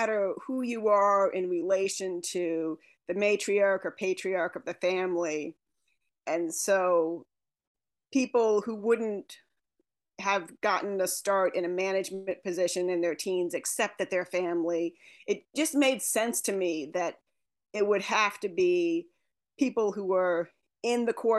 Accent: Cameroon; And so I grew up in West Africa, in Cameroon, and the part of Cameroon I lived in was similar culturally to Appalachia in the United States

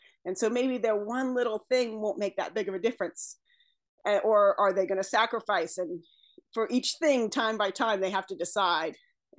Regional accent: Cameroon; And so I grew up in West Africa, in Cameroon, and the part of Cameroon I lived in was similar culturally to Appalachia in the United States

